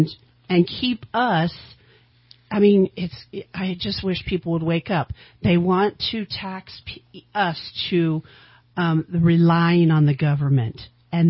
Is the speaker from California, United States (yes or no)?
yes; Shasta County, California, United States; I was born and raised in Shasta County.